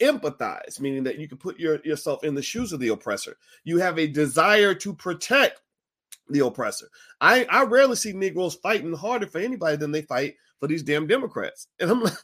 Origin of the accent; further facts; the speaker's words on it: Chicago, Illinois, United States; I'm from Chicago.